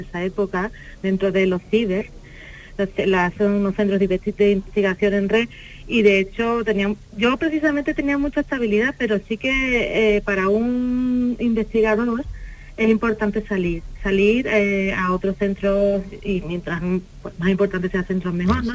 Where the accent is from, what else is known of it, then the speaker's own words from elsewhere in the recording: Seville, Andalusia, Spain; moved away as an adult; now in Málaga, Spain; yo soy sevillana, pero estoy muy cómoda y muy feliz en Málaga